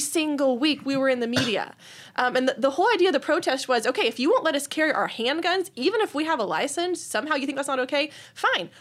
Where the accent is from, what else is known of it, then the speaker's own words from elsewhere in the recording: Austin, Texas, United States; I grew up in the Austin area. I've lived in Austin area all my life